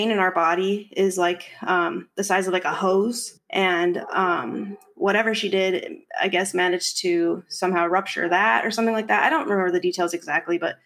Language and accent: English; Arizona, United States; now in California, United States; I'm from Arizona and I moved to California about 7 years ago